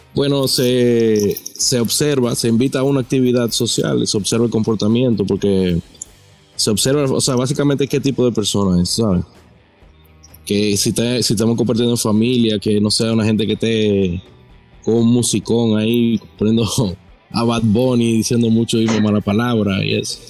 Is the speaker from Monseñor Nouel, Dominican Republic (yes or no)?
no; La Romana, Dominican Republic; yo soy de La Romana